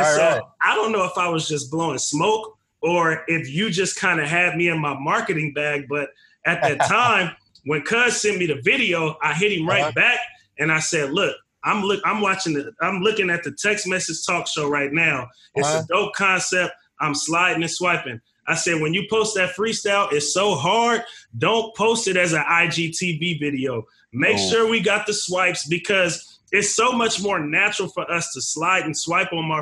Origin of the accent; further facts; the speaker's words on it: the Bay Area, California, United States; now in Portland, United States; I'm from the Bay.